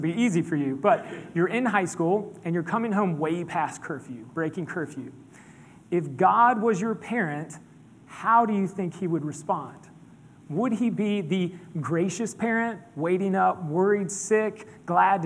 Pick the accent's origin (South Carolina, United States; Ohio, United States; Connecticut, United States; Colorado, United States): South Carolina, United States; Pawleys Island; I grew up in Pawleys Island, Merle's Inlet, just north of us up here.